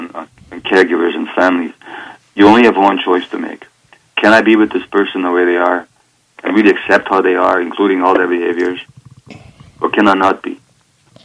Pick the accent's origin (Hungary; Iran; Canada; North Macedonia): Hungary; Budapest; I was born in Budapest, Hungary, in 1944, January, so 71 and a half years ago now.